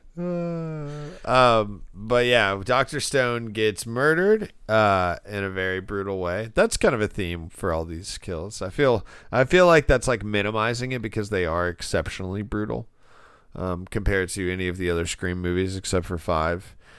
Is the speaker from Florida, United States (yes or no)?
yes; Florida, United States; I'm from Florida